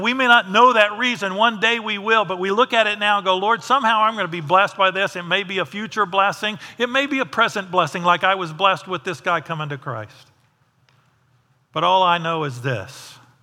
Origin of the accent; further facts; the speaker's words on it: United States; I'm not the American with all the answers.